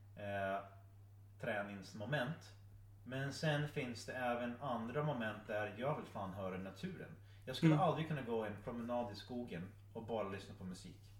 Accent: Iron Mountain, Michigan, United States; now in Sweden; Iron Mountain där jag växte upp

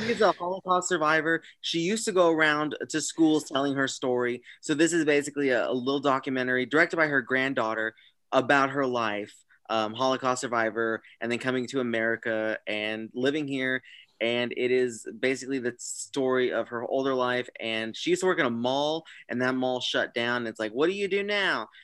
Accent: Kansas City, United States; I am from the Kansas City region

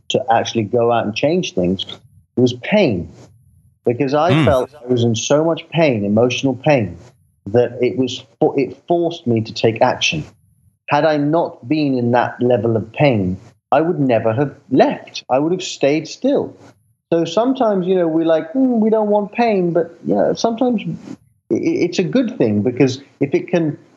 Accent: London, United Kingdom; I grew up in London

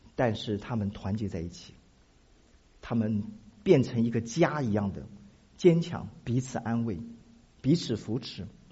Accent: Taiwan; moved away; 我从台湾来

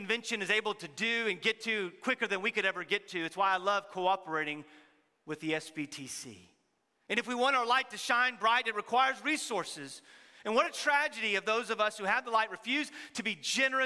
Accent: Texas, United States; many of us are from Texas

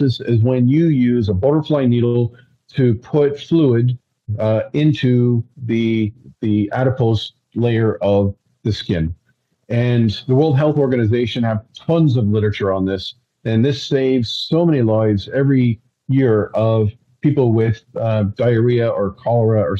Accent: Ireland; I'm Irish

